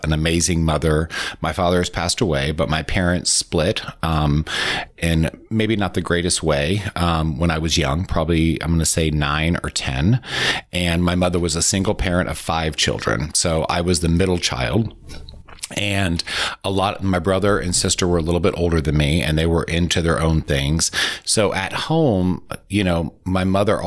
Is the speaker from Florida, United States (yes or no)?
yes; Winter Park, Florida, United States; also born or lived in DeLand, Florida; I was born and raised in Winter Park. Grew up there my whole life.